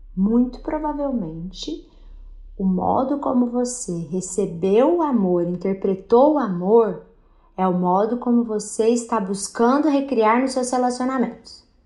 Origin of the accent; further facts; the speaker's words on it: Minas Gerais, Brazil; lá na minha terra de Minas Gerais